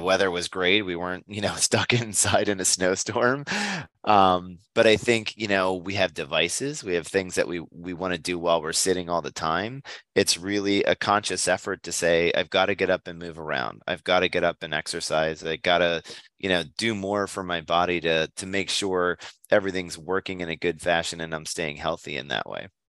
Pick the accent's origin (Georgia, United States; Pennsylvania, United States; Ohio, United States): Pennsylvania, United States; near Hershey; moved away as an adult; also born or lived in Southern California; I come from Pennsylvania, uh, Hershey, Pennsylvania, in fact, is right next door to my hometown